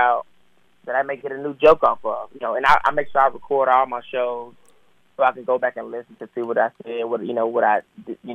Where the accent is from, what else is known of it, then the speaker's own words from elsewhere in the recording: Atlanta, Georgia, United States; growing up in Atlanta